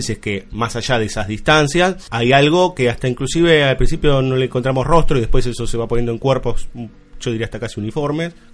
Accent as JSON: {"language": "Spanish", "town": "Florida", "region": "Buenos Aires Province", "country": "Argentina", "said": "yo soy de Florida, pero bueno, en Boedo también hay cosas."}